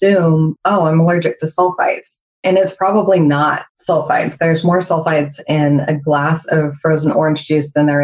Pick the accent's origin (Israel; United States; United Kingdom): United States